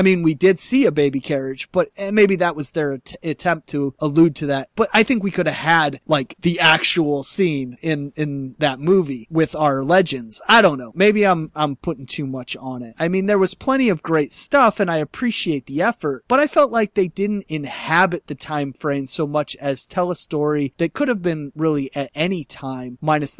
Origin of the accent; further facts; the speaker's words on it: Chicago, Illinois, United States; moved away as an adult; Having moved around for the last decade and leaving my hometown way back in 2006